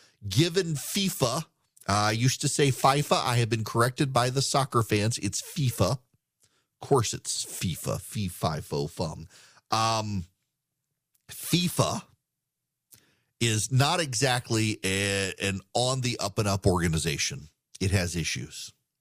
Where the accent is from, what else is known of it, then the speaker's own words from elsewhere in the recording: Dubai, United Arab Emirates; now in United States; So I grew up in Dubai, very near Qatar.